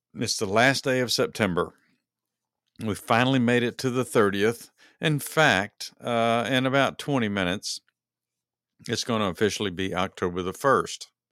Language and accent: English; Texas, United States; moved away as an adult; now in Georgia, United States; when I grew up in Texas, uh, even when I was uh, an adult in Texas.